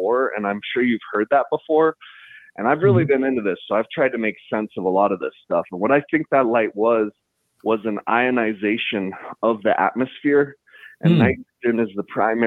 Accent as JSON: {"language": "English", "town": "Taos", "region": "New Mexico", "country": "United States", "tie": "born or raised there", "said": "I grew up in northern New Mexico. I'm originally from Taos"}